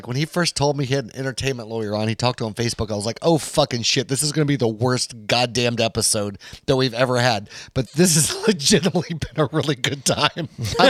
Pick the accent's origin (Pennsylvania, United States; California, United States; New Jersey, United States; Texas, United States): California, United States; Apple Valley; I was born in California. They'll be like, oh yeah, where? I'll be like, San Bernardino.